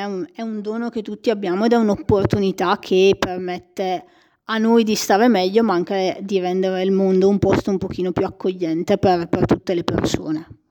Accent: Molinetto, Lombardy, Italy; sono cresciuta in oratoria a Molinetto

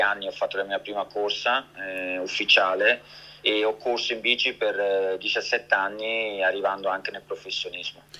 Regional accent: Switzerland; io sono nato e cresciuto in Svizzera, ma sono di origini italiane

